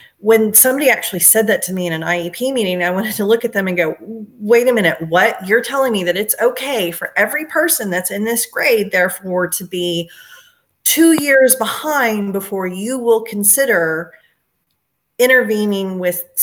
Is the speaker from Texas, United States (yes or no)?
yes; Texas, United States; also born or lived in Georgia; I grew up in Texas, and then I had the interesting thing happen to me, which was halfway through my sophomore year of high school, I moved to Georgia